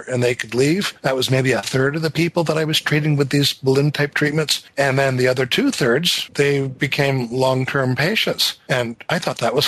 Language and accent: English; north of Seattle, Washington, United States; I was growing up north of Seattle where it rained a lot